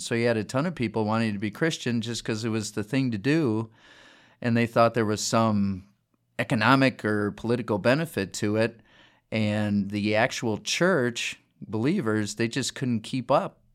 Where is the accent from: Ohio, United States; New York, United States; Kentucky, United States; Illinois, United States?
Illinois, United States; Chicago; moved away; also born or lived in Des Moines, Iowa; I'm from the Chicago area